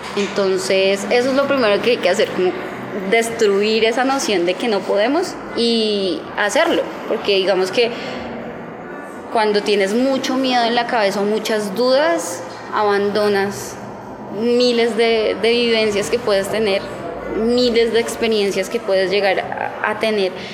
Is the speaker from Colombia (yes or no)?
yes; Bogotá, Colombia; yo soy una rola en bici